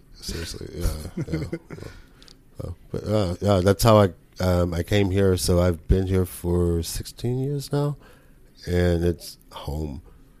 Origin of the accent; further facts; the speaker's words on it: Silsbee, Texas, United States; moved away as an adult; also born or lived in Lufkin, Texas / Nacogdoches, Texas / Portland; now in Houston, United States; I grew up in Silsbee, Texas. It's like 10 minutes outside of Beaumont, 2 hours away from here.